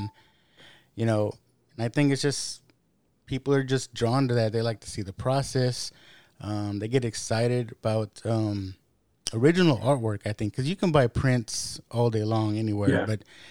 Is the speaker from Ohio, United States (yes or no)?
no; Texas, United States; also born or lived in San Antonio, Texas; because I'm from Texas.